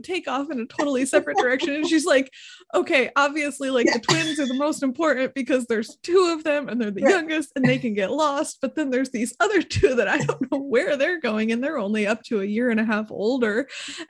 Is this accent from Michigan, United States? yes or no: yes; Hesperia, Michigan, United States; also born or lived in Fremont, Michigan; I grew up in Hesperia, Michigan, and not very many people know where that is because it's in the middle of absolute nowhere